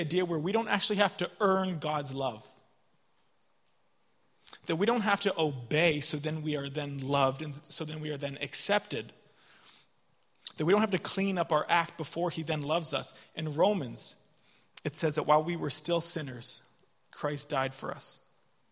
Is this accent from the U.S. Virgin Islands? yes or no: no; Canada; moved away as an adult; now in Dublin, Ireland; I'm from Canada, and I'm studying in Dublin.